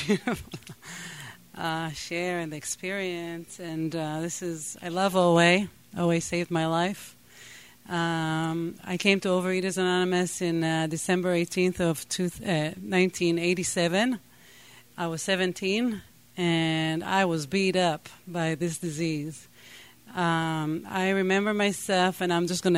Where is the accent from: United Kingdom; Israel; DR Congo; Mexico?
Israel; first language Hebrew; English is a second language; moved away; I grew up in Israel. I spoke only Hebrew